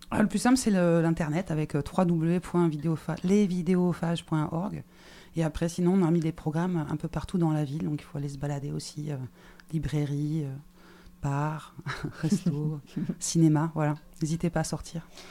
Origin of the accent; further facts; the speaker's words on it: Toulouse, Occitania, France; en tant que Toulousain